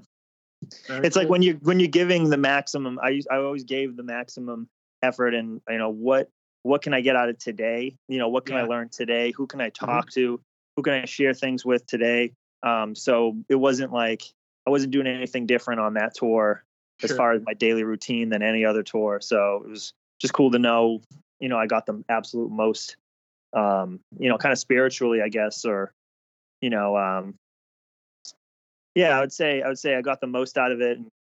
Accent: Saugus, Massachusetts, United States; the Bruins is definitely a big part of my, you know, me growing up in Massachusetts and Saugus.

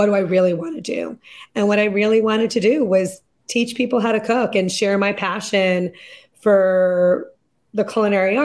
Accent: Lexington, Massachusetts, United States; also born or lived in London; we moved back to Lexington, Massachusetts, which is where I had moved when I was 12. So it's my hometown

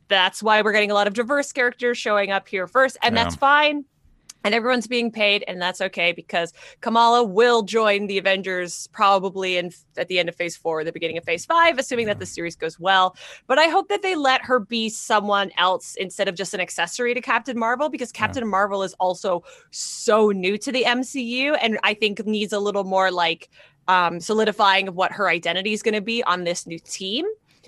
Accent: Canada; I'm Canadian.

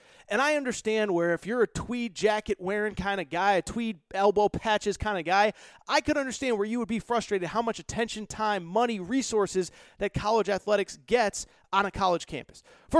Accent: Hartford suburbs, Connecticut, United States; I'm from Connecticut, grew up in the Hartford suburbs, and the University of Hartford is about 10 minutes from where I grew up.

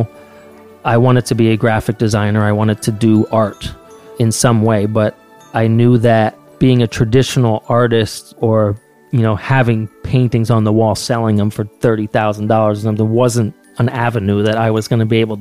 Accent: Bethlehem, Pennsylvania, United States; I'm from Bethlehem, Pennsylvania

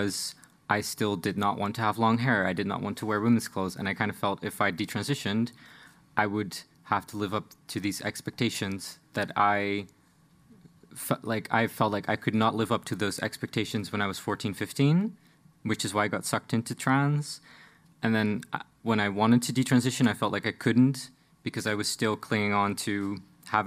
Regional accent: Netherlands; I'm from the Netherlands, but I grew up in a small city on the outskirts of the Dutch Bible Belt.

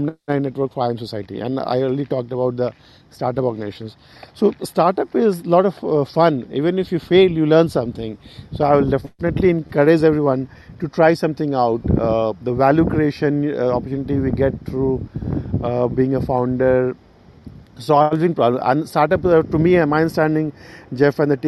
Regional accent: Bihar, India; moved away as an adult; my home state, Bihar in India

